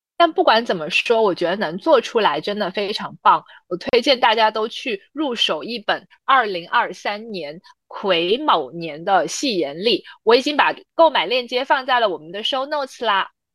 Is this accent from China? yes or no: yes; Guangzhou, Guangdong, China; 我是来自广州的